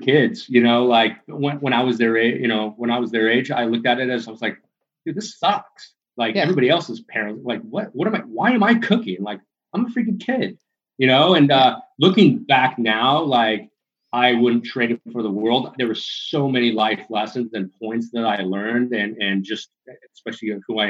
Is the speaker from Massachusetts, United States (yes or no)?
no; California, United States; So I was born and raised in Southern California. I moved a lot, Barb.